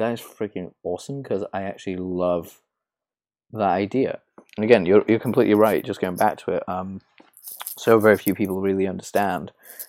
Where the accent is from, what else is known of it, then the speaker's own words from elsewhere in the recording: England, United Kingdom; yeah, I grew up in England. I grew up in, I live in London, so.